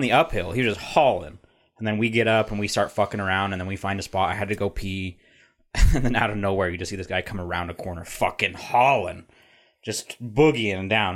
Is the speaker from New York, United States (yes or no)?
no; Utah, United States; I'm from Utah